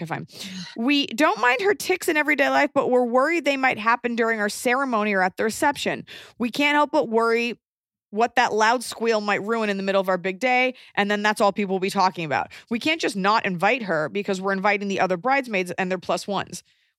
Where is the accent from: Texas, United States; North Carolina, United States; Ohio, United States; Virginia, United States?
North Carolina, United States; Wilmington; now in Sweden; we plan our wedding to take place in my hometown of Wilmington, North Carolina for the following October, 2020.